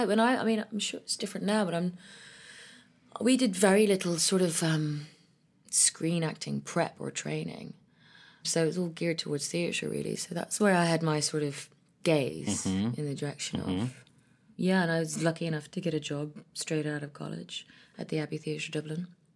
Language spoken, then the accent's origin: English; Ethiopia; born or raised there; also born or lived in Ireland / London, United Kingdom